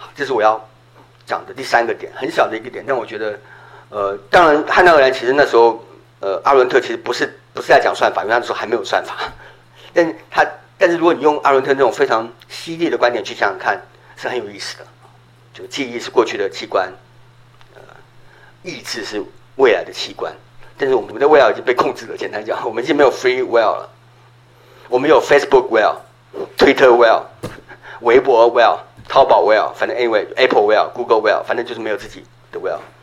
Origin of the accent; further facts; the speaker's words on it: Taiwan; 我在小时候在台湾，我们春节是会大家一起看那个春节除夕节目的